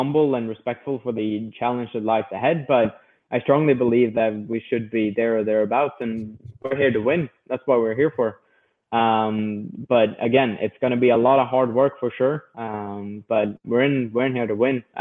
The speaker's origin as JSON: {"language": "English", "country": "Sweden"}